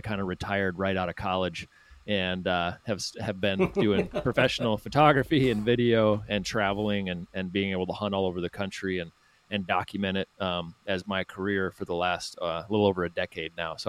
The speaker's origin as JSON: {"language": "English", "town": "Aberdeen", "region": "South Dakota", "country": "United States", "tie": "born or raised there", "said": "I was born in Aberdeen, South Dakota, so I was born right into the prairie pothole region, you know, forced into it, if you will. And I was lucky enough to grow up in the great state of South Dakota"}